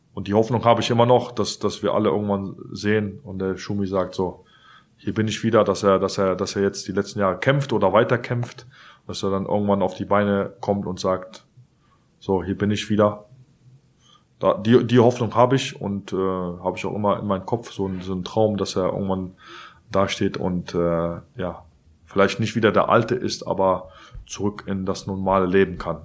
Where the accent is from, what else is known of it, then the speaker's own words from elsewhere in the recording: Cologne, North Rhine-Westphalia, Germany; ich bin halt Kölner und ich bin halt FC